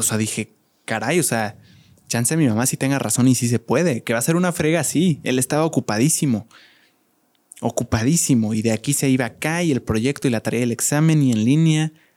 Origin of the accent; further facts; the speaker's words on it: Querétaro, Mexico; yo soy orgulloso queretano